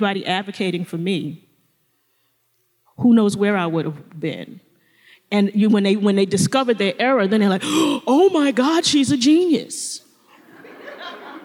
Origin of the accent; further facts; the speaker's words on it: New York City, New York, United States; I grew up in Brooklyn, New York.